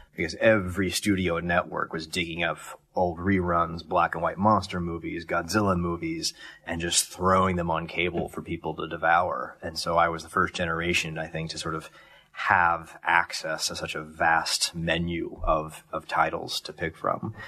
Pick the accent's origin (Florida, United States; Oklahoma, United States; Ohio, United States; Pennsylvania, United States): Ohio, United States; Columbus; Columbus, Ohio.